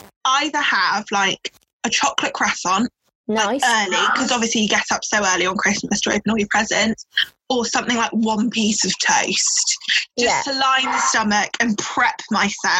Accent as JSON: {"language": "English", "area": "Devon", "region": "South West England", "country": "United Kingdom", "said": "I'm from Devon"}